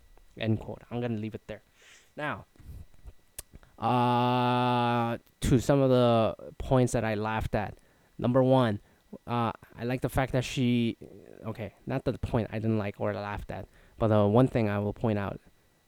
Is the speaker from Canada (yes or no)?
yes; Canada; Anyways, Ryan Gosling, like all the nicest people, is Canadian. I'm Canadian. I'm not nice. I'm all right.